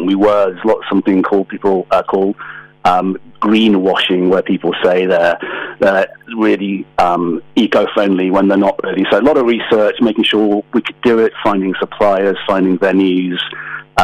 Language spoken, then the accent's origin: English; Manchester, North West England, United Kingdom; moved away as an adult; also born or lived in London; now in Knutsford, United Kingdom; Born in Manchester, lived in London for 20 years, moved back about 7 years ago